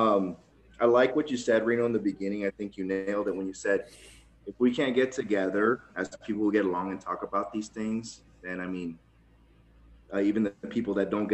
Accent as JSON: {"language": "English", "town": "Tijuana", "region": "Baja California", "country": "Mexico", "tie": "born or raised there", "also_born_or_lived": "Nevada", "moved": "yes", "lives_now": "United States", "said": "I'm actually a first-generation immigrant. I was born in Tijuana, Mexico."}